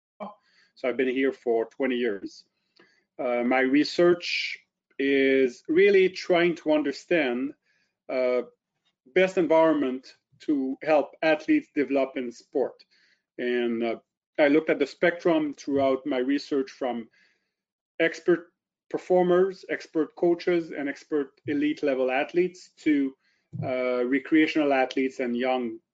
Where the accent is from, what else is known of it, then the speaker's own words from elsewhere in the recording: Drummondville, Quebec, Canada; accent: French; first language French; English is a second language; moved away as an adult; also born or lived in Ottawa / St. Catharines; now in Kingston, Canada; I am French-Canadian, born in Drummondville near Montreal. Grew up in Drummondville, and then at about 18 years old, I moved to Ottawa